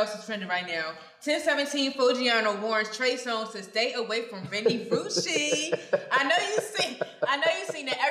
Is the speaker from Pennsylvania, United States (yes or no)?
yes; Philadelphia, Pennsylvania, United States; I'm from Philly